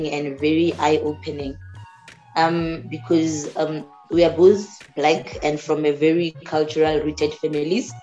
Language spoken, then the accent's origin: English; Limpopo, South Africa; moved away; I'm from Limpopo.